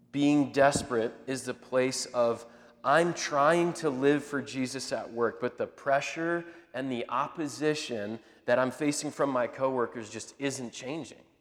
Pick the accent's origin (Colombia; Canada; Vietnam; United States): United States; Indianapolis, Indiana; we're from up in Indianapolis area